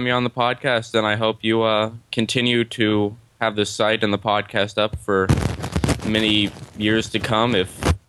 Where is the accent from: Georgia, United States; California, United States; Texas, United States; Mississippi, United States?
California, United States; I'm actually from California. I'm in Los Angeles right now.